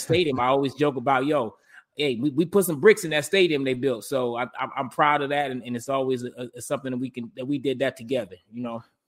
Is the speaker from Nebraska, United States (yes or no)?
no; Detroit, Michigan, United States; growing up in Detroit